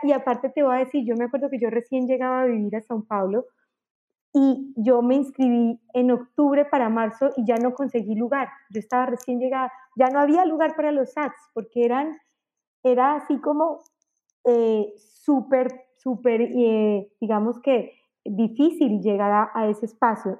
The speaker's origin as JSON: {"language": "Spanish", "country": "Colombia", "also_born_or_lived": "Mexico", "moved": "as an adult", "said": "salí en Colombia en el año 2000, me fui a vivir a México"}